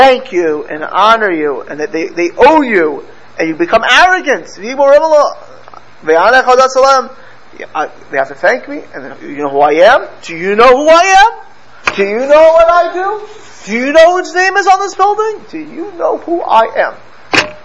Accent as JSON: {"language": "English", "town": "Miami", "region": "Florida", "country": "United States", "tie": "born or raised there", "said": "I grew up in Miami"}